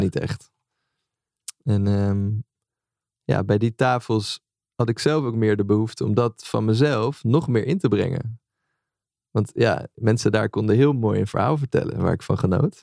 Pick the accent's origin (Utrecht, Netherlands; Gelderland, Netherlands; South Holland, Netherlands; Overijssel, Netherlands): Utrecht, Netherlands; Amersfoort; also born or lived in Leusden; Amersfoort, waar ik ben opgegroeid